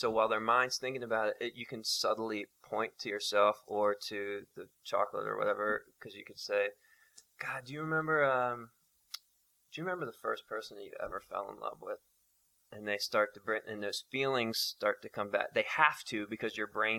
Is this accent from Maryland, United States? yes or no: yes; Maryland, United States; also born or lived in New York; And then 2 weeks later, my family moved to a rural part of Maryland, and it's very redneck, and we started drinking.